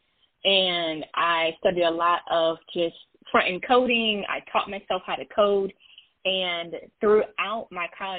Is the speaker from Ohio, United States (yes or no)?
yes; Toledo, Ohio, United States; I am a born and raised in the wonderful Midwest. I'm from Toledo, Ohio, a little bit south of Detroit